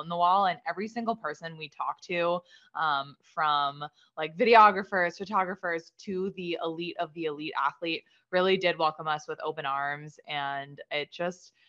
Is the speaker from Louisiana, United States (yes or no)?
no; Boston, Massachusetts, United States; we're from Boston.